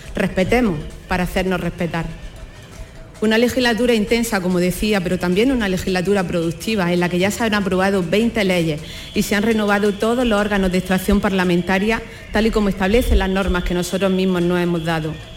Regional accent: Andalusia, Spain; nos definió desde entonces como andaluces

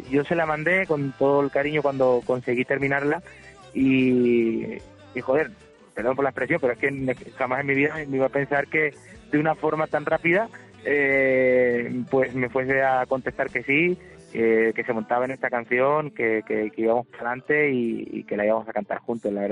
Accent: Córdoba, Andalusia, Spain; La verdad que estoy muy contento del recibimiento de, mi tierra, de mi gente. Eh, de aquí le mando un abrazo y un beso enorme a todas las personas que estuvieron conmigo, a toda Córdoba.

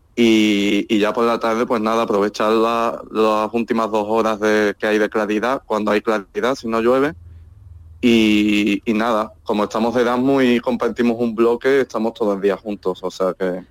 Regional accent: Andalusia, Spain; moved away as an adult; now in Helsinki, Finland

